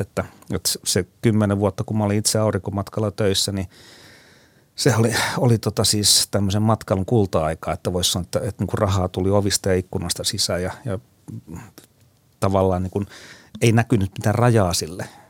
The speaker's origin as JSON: {"language": "Finnish", "region": "Ostrobothnia", "country": "Finland", "tie": "born or raised there", "said": "muistelen omaa lapsuuttani Pohjanmaalla"}